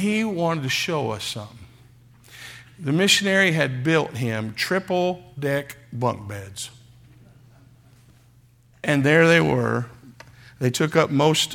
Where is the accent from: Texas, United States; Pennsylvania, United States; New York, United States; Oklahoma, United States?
Oklahoma, United States; I'm from Oklahoma.